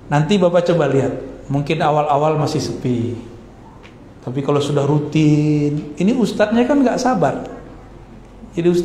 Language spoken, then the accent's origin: Indonesian; Sumatra, Indonesia; Di Sumatera dulu nggak ada saya ketemu karena emang di kampung saya nggak ada majelis habaib nggak ada.